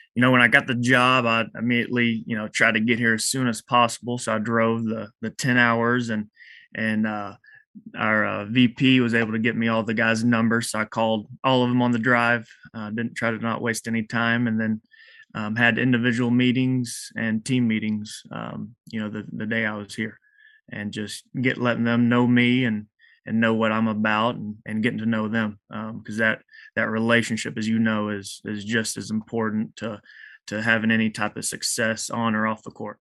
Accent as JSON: {"language": "English", "town": "Eastland", "region": "Texas", "country": "United States", "said": "I'm from Eastland, Texas"}